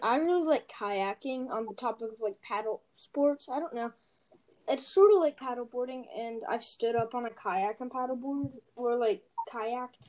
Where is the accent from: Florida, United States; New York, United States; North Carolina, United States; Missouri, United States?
North Carolina, United States; Chapel Hill; I'm also from Chapel Hill